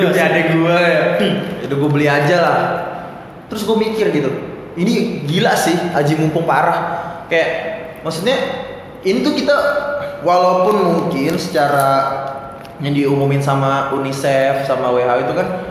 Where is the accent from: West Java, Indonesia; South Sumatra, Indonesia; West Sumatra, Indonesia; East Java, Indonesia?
West Java, Indonesia; Depok; gua sih orang Depok asli